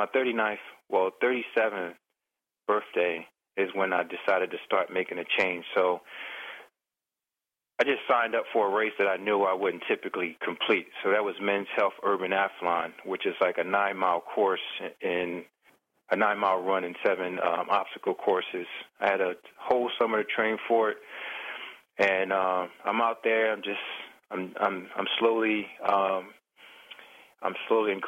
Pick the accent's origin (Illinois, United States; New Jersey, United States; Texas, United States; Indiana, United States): New Jersey, United States; Camden; growing up in Camden, New Jersey, it was a very poor community